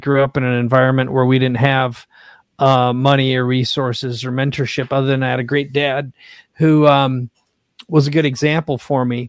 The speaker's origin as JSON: {"language": "English", "region": "Minnesota", "country": "United States", "tie": "born or raised there", "also_born_or_lived": "San Diego, California", "moved": "yes", "lives_now": "La Jolla, United States", "said": "I grew up in Minnesota"}